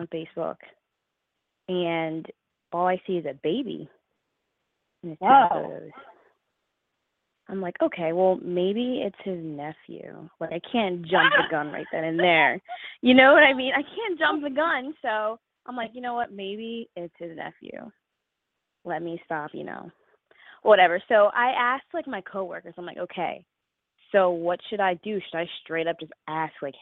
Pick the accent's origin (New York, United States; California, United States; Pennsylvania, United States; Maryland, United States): Pennsylvania, United States; Philadelphia; I'm 21. I'm from Philadelphia